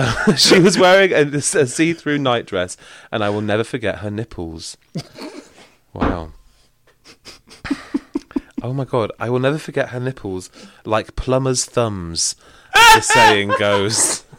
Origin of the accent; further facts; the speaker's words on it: Manchester, North West England, United Kingdom; We didn't live in the woods. I'm from Manchester. Oh, very, sure. Very urban area.